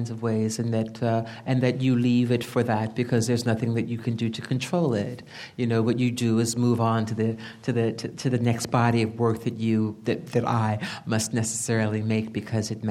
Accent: United States; I'm an American

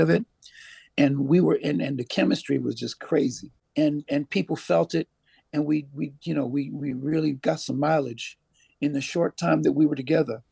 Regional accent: Syracuse, New York, United States; also born or lived in Philadelphia; now in Jamaica; I'm from Syracuse, New York, the cold snow belt of Syracuse, New York. And, um, yeah, that's where I, that's where I, um, hail from

